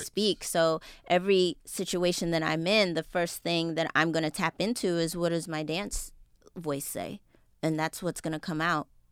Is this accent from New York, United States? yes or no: yes; New York City, New York, United States; I'm originally from Jamaica, Queens, New